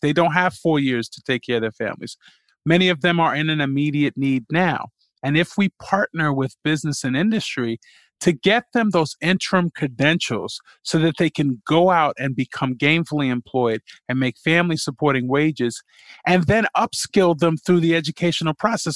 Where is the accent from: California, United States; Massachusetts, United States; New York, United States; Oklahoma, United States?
New York, United States; New York City; I was born, uh, and raised in Jamaica, Queens